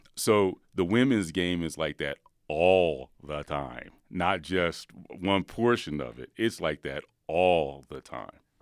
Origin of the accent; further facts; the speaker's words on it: Philadelphia, Pennsylvania, United States; I'm from Philadelphia.